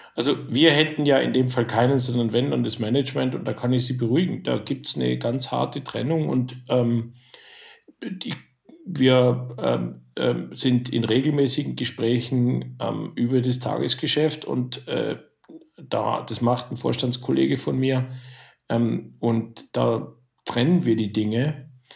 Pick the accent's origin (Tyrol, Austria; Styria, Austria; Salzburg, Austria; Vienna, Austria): Tyrol, Austria; Innsbruck; now in Germany; ich bin Österreicher